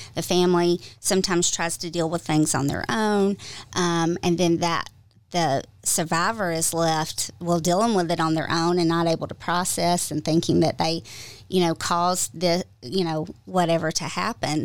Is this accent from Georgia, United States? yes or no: yes; Georgia, United States; I'm originally from Georgia